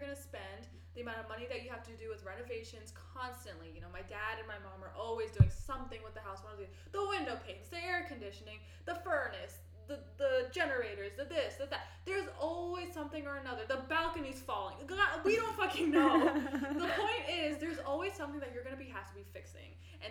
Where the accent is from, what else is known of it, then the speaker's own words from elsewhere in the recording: NoVA, Virginia, United States; now in Atlanta, United States; Growing up in Nova and seeing always these huge, huge mansions and growing up and above average house sizes